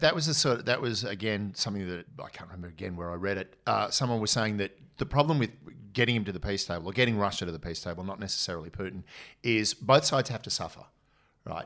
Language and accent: English; Australia; I'm an Aussie officer